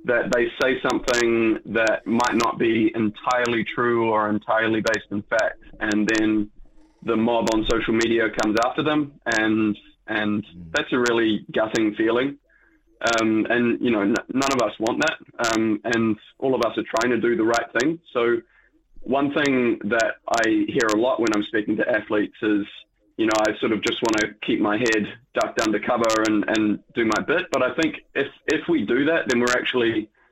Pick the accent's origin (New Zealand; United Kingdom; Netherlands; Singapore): New Zealand; Being a Kiwi, I am impacted by the tall poppy syndrome.